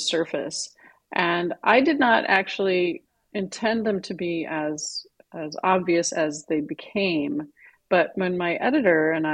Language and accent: English; Midwest, United States; I grew up in the Midwest.